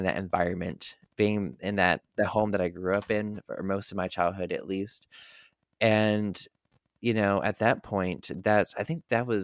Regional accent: North Carolina, United States; the house that I grew up in North Carolina

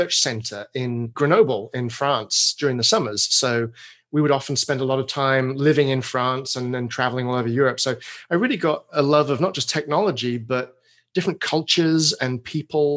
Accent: England, United Kingdom; accent: British; moved away as an adult; now in Portland, United States; I grew up in England, spent my first 30 or so years.

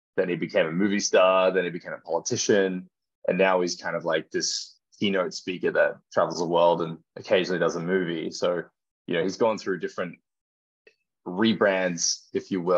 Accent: Gold Coast, Queensland, Australia; my hometown on the Gold Coast

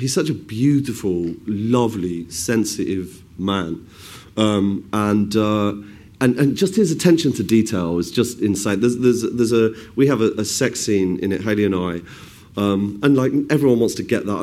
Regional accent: West Midlands, United Kingdom; I grew up in sort of the Midlands, and my mum would take me shopping in Birmingham

